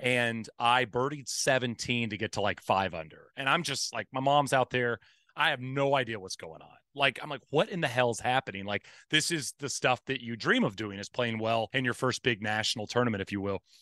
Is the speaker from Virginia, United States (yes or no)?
no; Marshall, Texas, United States; I grew up in East Texas, in Marshall, Texas, which is a small town kinda close to Louisiana